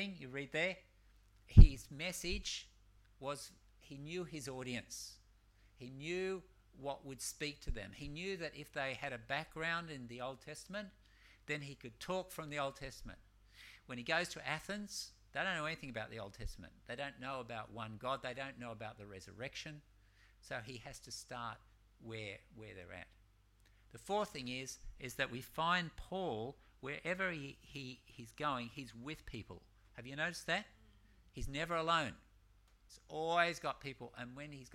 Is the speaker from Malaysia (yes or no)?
yes; Malaysia; I'm from Malaysia